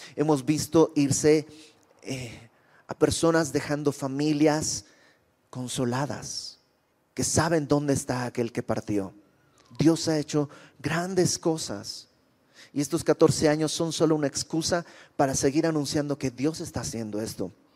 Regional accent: Bolivia; now in Mexico; Yo soy de Bolivia y conocí al Señor cuando llegué a México en aquel lejano 1999

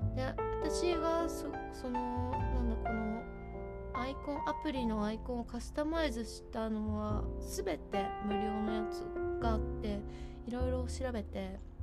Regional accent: Hokkaido, Japan; やっぱ北海道だからどさんこだからですかね

